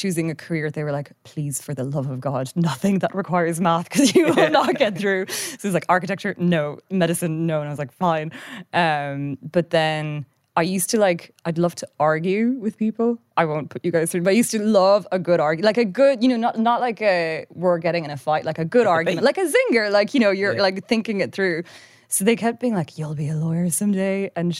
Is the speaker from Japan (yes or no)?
yes; Japan; Because when we grew up in Japan, it was like super international. Like it was an American school, loads of different cultures